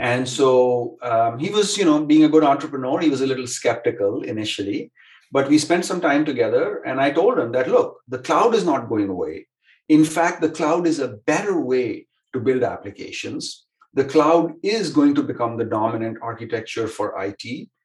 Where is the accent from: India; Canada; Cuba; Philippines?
India; moved away as an adult; also born or lived in Stanford, California; now in Silicon Valley, United States; I grew up in India, came to Stanford to study, and have lived within a couple of miles of school ever since